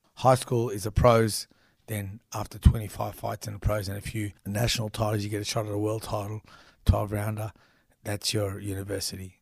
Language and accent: English; Melbourne, Victoria, Australia; also born or lived in Brunswick / Frankston; we moved to Frankston from Brunswick